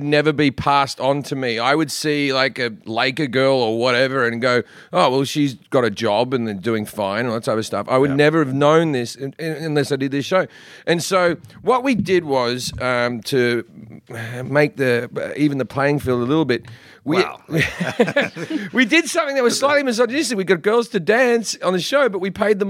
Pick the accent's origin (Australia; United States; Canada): Australia; moved away; when I was a young boy growing up in Australia